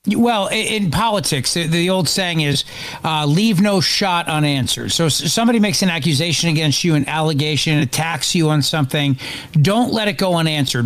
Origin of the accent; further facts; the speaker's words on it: New Jersey, United States; I broadcast out of Philadelphia. I live in New Jersey, and I grew up in New Jersey